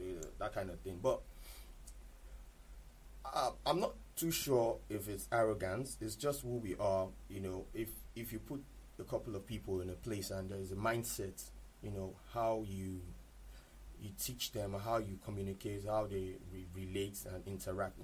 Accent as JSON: {"language": "English", "region": "Lagos", "country": "Nigeria", "tie": "born or raised there", "also_born_or_lived": "Ondo State / Ijebu-Ode, Ogun State", "said": "I'm from Ondo State. Born and bred in Lagos"}